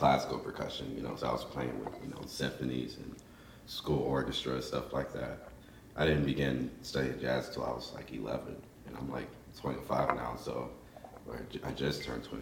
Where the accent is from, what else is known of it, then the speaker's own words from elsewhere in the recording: Houston, Texas, United States; I'm from Houston, Texas, and I play the drums